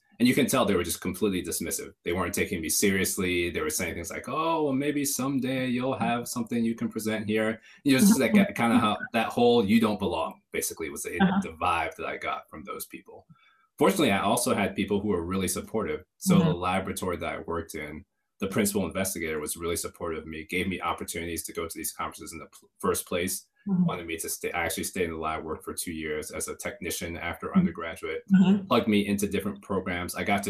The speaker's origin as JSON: {"language": "English", "region": "Michigan", "country": "United States", "tie": "born or raised there", "also_born_or_lived": "Atlanta / North Carolina", "said": "So grew up in Michigan primarily. But we moved around quite a bit. So we were also in Atlanta at one point, also in North Carolina"}